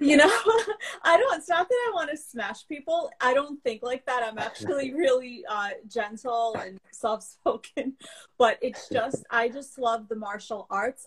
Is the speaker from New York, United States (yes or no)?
yes; New York City, New York, United States; first language Russian; English is a second language; also born or lived in Belarus; I came over mm-hmm. when I was five and a half years old, and I grew up in Brooklyn.